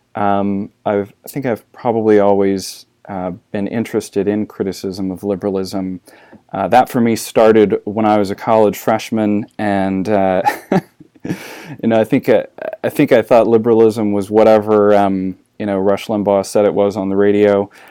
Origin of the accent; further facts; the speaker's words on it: Arkansas, United States; also born or lived in Saint Louis, Missouri / South Carolina; now in Texas, United States; I was born in, uh, Saint Louis, Missouri. Uh, I grew up in Arkansas and, uh, South Carolina